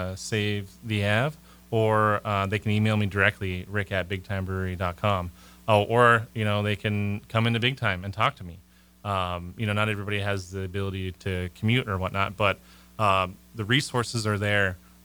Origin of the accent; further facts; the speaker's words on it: Malaysia; I'm from Malaysia too, and they're from Malaysia.